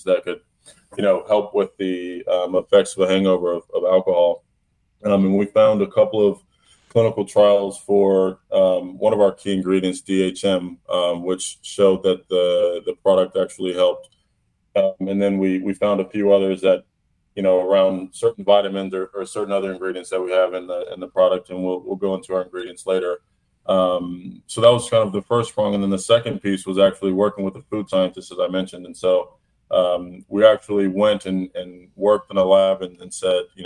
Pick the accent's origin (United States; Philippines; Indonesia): United States; Atlanta, Georgia; moved away as an adult; also born or lived in Washington, D.C. / New York; I'm from Atlanta, and I lived in D.C. and back and forth between New York and D.C. now